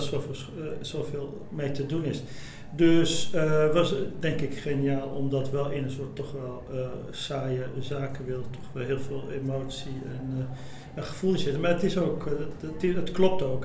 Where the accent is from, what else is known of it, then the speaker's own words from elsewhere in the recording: Morocco; Ik kom uit Marokko